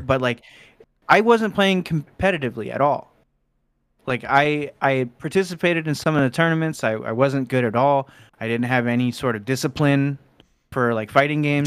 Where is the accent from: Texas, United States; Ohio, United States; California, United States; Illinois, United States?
Ohio, United States; Cincinnati; born or raised there; also born or lived in Fort Wayne, Indiana